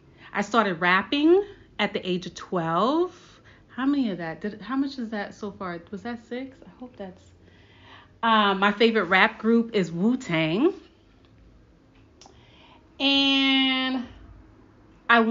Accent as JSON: {"language": "English", "town": "Brooklyn", "region": "New York", "country": "United States", "said": "So one thing about me is that I am from Brooklyn, New York. I am a child of Haitian and Dominican Republican parents. I don't speak Spanish, but I do speak Haitian Creole."}